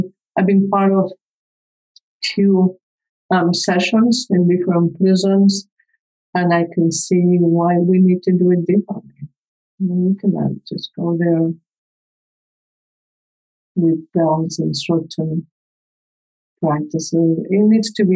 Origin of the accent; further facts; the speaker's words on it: Spain; English is a second language; moved away as an adult; I grew up in Spain. I came here when I was 25. So even English is not my first language, as you can tell.